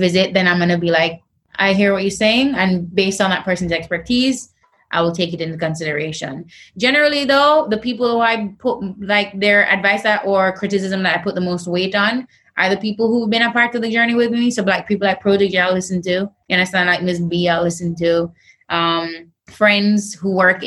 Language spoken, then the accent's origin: English; Jamaica; I'm Jamaican